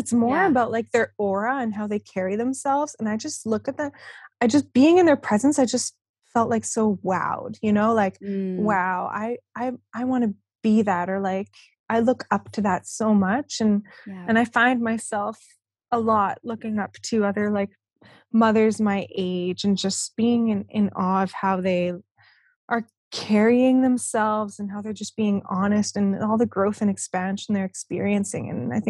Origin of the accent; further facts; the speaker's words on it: Winnipeg, Manitoba, Canada; I grew up in Winnipeg.